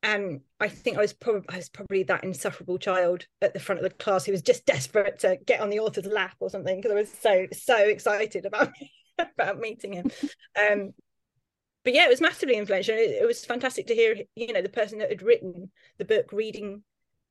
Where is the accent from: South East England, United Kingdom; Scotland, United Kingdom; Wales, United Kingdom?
South East England, United Kingdom; Tunbridge Wells; I grew up in Tunbridge Wells